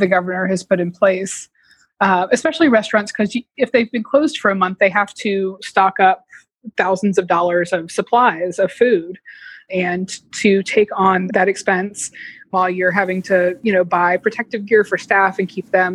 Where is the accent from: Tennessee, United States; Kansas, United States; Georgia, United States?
Georgia, United States; Atlanta; moved away; I grew up in suburban Atlanta